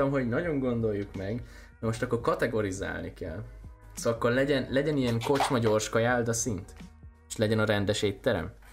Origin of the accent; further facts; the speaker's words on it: Sopron, Győr-Moson-Sopron, Hungary; Anyám, én is Soproni